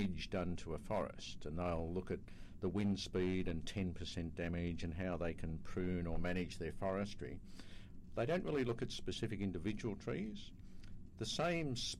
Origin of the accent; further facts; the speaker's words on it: Australia; I come from Australia